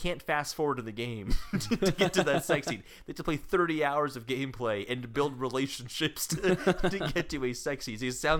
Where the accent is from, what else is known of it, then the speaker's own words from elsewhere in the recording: United States; New York City, New York City. I'm from America.